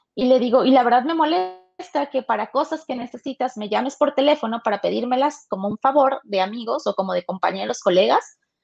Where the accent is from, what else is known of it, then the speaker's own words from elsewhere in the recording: Tuxtepec, Oaxaca, Mexico; moved away; yo soy de Oaxaca, Tuxtepec, Oaxaca, orgullosamente